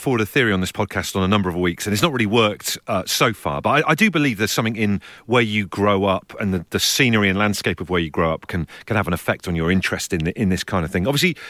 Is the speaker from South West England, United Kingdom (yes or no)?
yes; Brixham, South West England, United Kingdom; I grew up in South Devon, in Brixham, in Devon